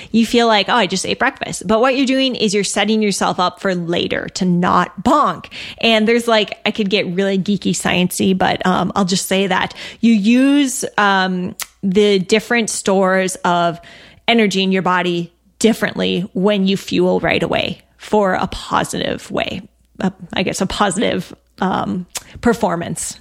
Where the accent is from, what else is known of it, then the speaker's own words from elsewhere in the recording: Minnesota, United States; I'm from Minnesota.